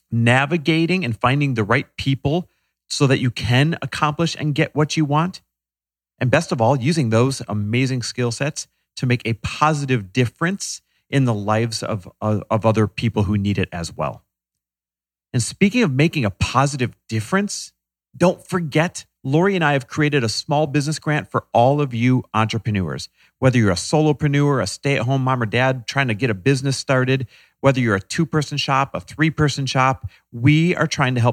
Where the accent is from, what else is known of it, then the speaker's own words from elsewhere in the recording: London, United Kingdom; now in Topanga, United States; London, East London. And where do you live now? Uh, Topanga up in the hills.